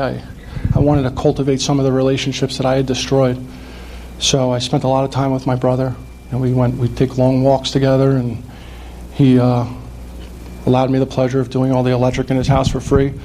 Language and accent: English; Ramsey, New Jersey, United States; I, I grew up in Bergen County, I grew up in Ramsey